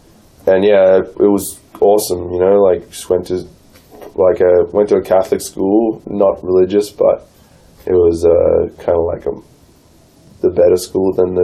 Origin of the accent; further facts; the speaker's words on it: Marcoola, Queensland, Australia; accent: Australian; moved away as an adult; now in Canada; I grew up in, like, a pretty small town on the beach, like, 2 minutes walk to the beach. Maybe, like, 1,000, 2,000 people there. It's called Markula Beach.